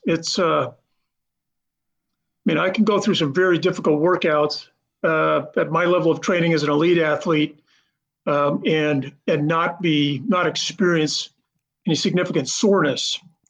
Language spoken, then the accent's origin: English; Idaho, United States; I grew up in Idaho skiing, you know, playing basketball and skiing.